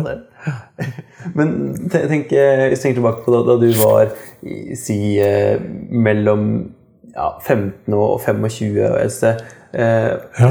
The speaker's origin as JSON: {"language": "Norwegian", "town": "Kongsberg", "region": "Buskerud", "country": "Norway", "moved": "yes", "said": "jeg kommer fra Kongsberg sjøl"}